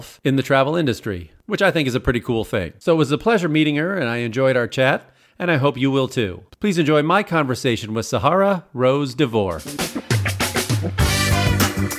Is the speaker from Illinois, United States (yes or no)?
yes; Chicago, Illinois, United States; born or raised there; also born or lived in Port Washington, Wisconsin / Milwaukee